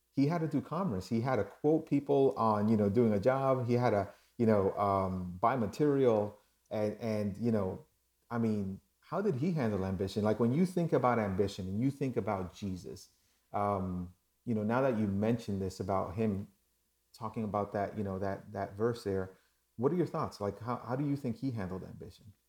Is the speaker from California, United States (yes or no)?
no; New York, United States; moved away; also born or lived in Dominican Republic; I was born in New York